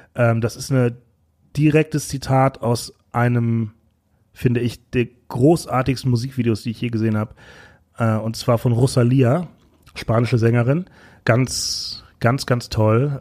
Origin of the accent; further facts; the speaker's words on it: Bochum, North Rhine-Westphalia, Germany; now in Berlin, Germany; ich bin gebürtig aus Bochum